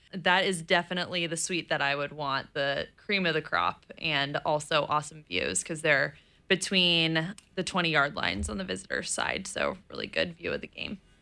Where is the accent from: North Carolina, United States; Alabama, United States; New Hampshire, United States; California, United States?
California, United States; East Bay; my parents live in the East Bay, and that's where I grew up